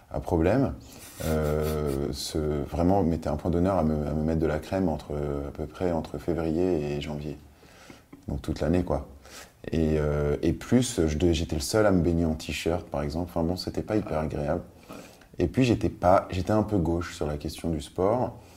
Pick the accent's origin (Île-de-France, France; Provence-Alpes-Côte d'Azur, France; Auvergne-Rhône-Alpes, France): Provence-Alpes-Côte d'Azur, France; Biot; also born or lived in Nice; je suis né en Provence, ouais. à Nice.